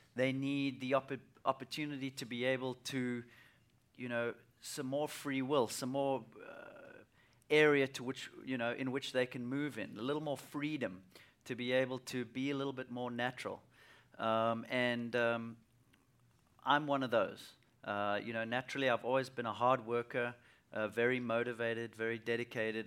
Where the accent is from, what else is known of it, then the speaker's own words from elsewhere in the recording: South Africa; as a young kid, uh, growing up in South Africa